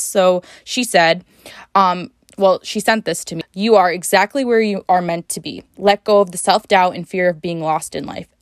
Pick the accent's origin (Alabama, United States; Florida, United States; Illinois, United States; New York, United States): New York, United States; upstate; moved away as an adult; also born or lived in New Jersey; I come from a small town in upstate New York